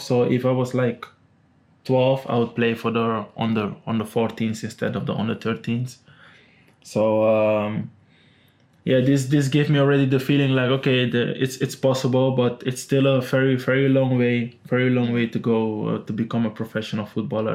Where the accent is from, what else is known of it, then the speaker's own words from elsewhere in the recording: Amsterdam, North Holland, Netherlands; now in Manchester, United Kingdom; I'm from Amsterdam.